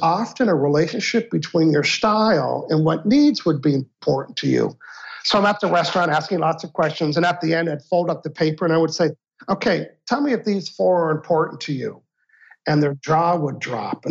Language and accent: English; Canada; I'm a Canadian